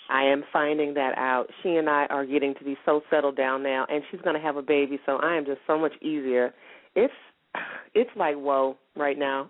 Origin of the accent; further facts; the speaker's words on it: Columbus, Georgia, United States; now in San Diego, United States; I was born in Columbus, Georgia, but I live in San Diego, California now.